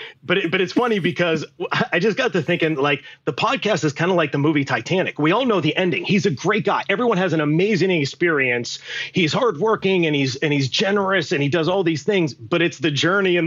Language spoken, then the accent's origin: English; above Pittsburgh, Western Pennsylvania, United States; moved away; grew up in Western Pennsylvania, above Pittsburgh